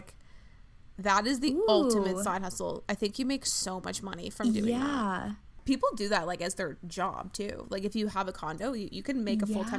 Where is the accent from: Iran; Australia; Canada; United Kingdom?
Canada; Vancouver Island, British Columbia; I'm from Vancouver Island.